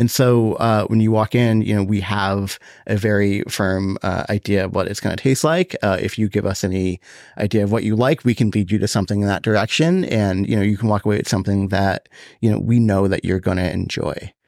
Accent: Boston, Massachusetts, United States; now in Austin, United States; I'm from Boston

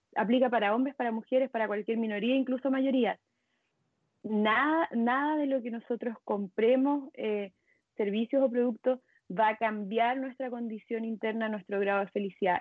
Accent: Chile; moved away as an adult; now in Mexico; soy chilena, pero vivo en México hace bueno, hace seis años ya.

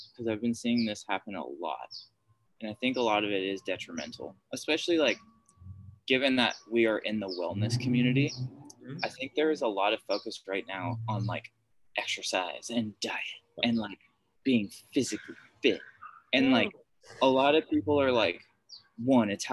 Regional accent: United States; speaking as an American

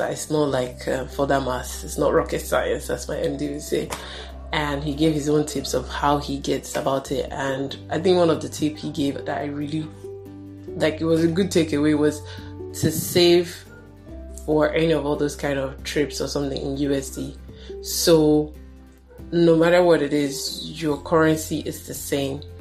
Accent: Nigeria; me as a Nigerian here

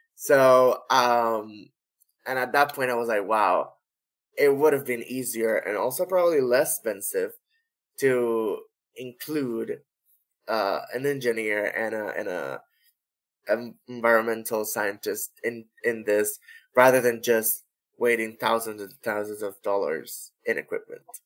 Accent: Corozal, Puerto Rico; our first device in Corozal, which is my hometown

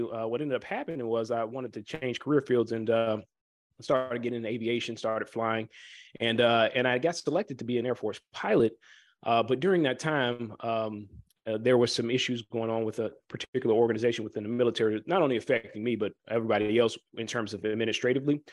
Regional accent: Chicago, Illinois, United States; I am from the Chicagoland area.

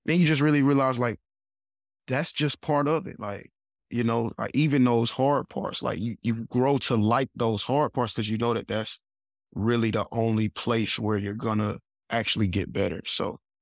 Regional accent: Huntsville, Alabama, United States; I'm from Huntsville, Alabama, my mom and dad, my, my mom's from Huntsville, my dad's from Georgia, I got one sister, and, you know, we just grew up

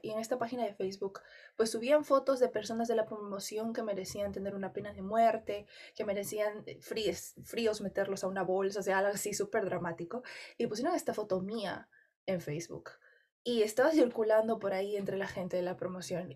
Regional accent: Peru; en mi país

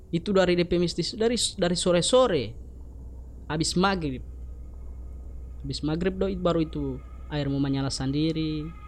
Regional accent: Gorontalo, Indonesia; kita orang Gorontalo

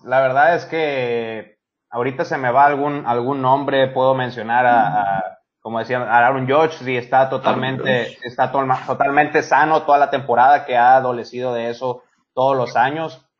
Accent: Mexico; como mexicano

